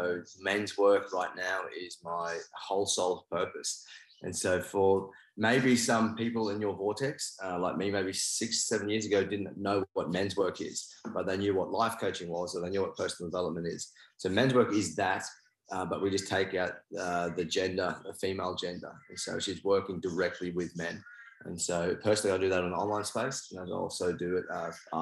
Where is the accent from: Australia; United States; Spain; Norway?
Australia; also born or lived in New Zealand; I'm from New Zealand and I'm Māori, but I actually moved to Australia when I was 4.